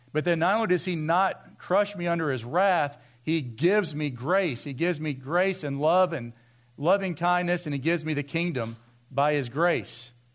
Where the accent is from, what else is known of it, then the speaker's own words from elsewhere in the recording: Vienna, United States; I grew up in Vienna